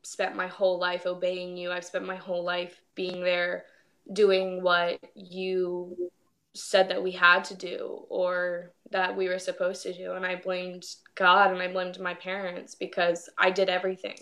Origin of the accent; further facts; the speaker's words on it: Port St. Lucie, Florida, United States; I was born and raised in Port St. Lucie, Florida. I still live here